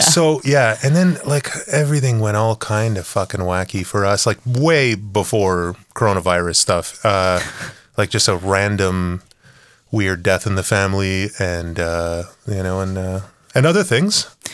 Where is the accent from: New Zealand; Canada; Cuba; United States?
Canada; we're Canadian